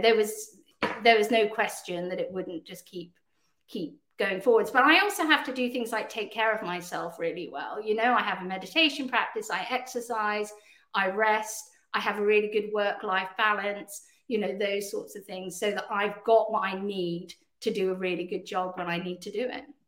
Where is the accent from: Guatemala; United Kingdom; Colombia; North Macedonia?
United Kingdom; also born or lived in Canada; despite my accent, I'm actually Canadian as well as British